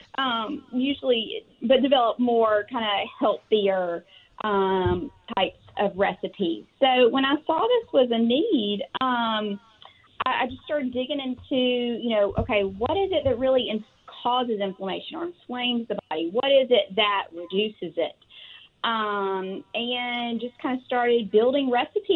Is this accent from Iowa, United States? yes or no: no; Tuscaloosa, Alabama, United States; I am from Tuscaloosa, Alabama